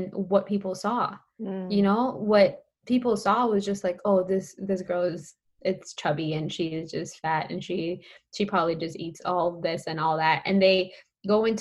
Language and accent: English; Colombia; I'm Colombian. So I am from Colombia and I grew up in a Latina household.